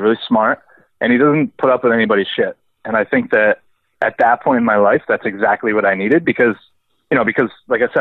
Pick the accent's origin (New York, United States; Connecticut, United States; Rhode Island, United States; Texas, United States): Rhode Island, United States; I grew up in Rhode Island